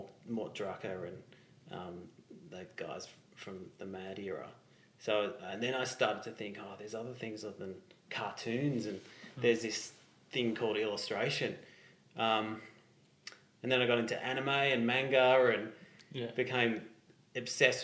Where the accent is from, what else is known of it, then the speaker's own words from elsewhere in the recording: Geelong, Victoria, Australia; moved away as an adult; now in Melbourne, Australia; Born and bred in Geelong